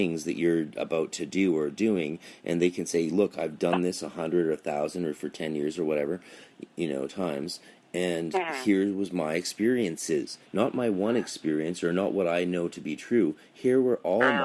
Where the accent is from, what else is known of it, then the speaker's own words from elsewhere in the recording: Canada; now in United States; I'm a Canadian stuck in America. I can't go home